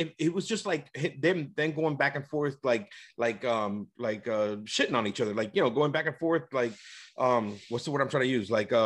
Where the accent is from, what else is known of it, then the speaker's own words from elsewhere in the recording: New York, United States; And he drops the Ja Rule song, because I'm from New York.